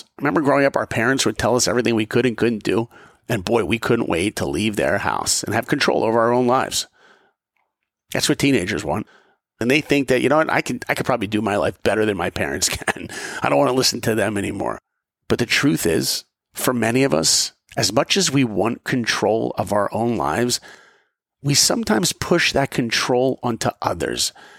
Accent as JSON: {"language": "English", "region": "East Coast", "country": "United States", "tie": "born or raised there", "said": "because I grew up on the East Coast and hey, that's where I live."}